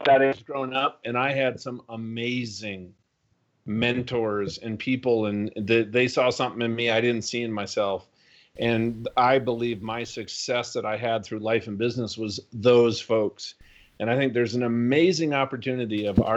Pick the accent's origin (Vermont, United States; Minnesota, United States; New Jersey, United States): Minnesota, United States; I grew up in Minnesota